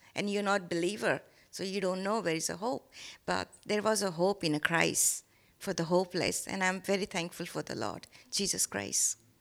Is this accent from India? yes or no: yes; India; English is a second language; moved away; I born and brought up in India